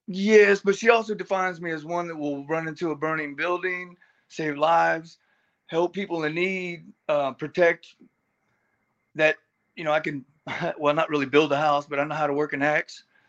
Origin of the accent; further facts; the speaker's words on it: Texas, United States; being Texan bred for heat of fed